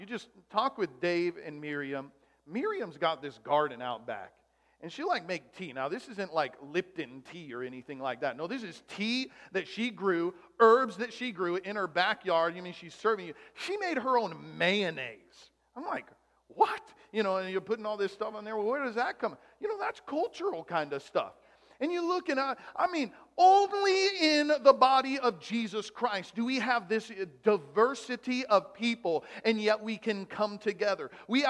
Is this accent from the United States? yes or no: no; Germany; born there; Oh, yeah, I was born in Germany. A lot of my mom's side of the family's from Germany.